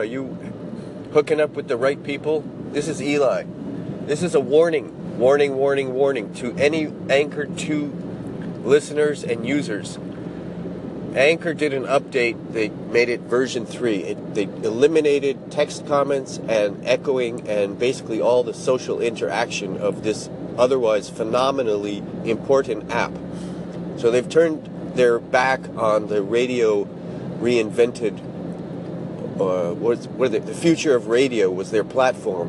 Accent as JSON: {"language": "English", "country": "United States", "moved": "yes", "lives_now": "Japan", "said": "I'm from the States"}